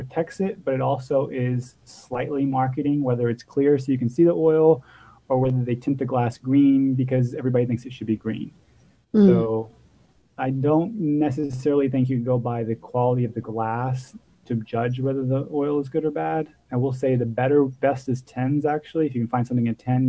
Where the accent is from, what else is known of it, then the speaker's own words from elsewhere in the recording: Texas, United States; moved away; I'm from Texas originally